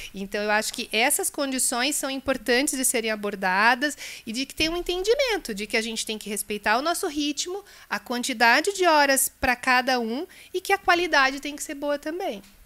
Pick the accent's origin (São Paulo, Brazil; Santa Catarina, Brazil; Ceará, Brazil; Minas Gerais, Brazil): Santa Catarina, Brazil; moved away as an adult; also born or lived in Rio de Janeiro, Brazil; now in Curitiba, Brazil; eu sou carioca, de infância catarinense e sou curitibana desde 1997 quando eu vim para cá para estudar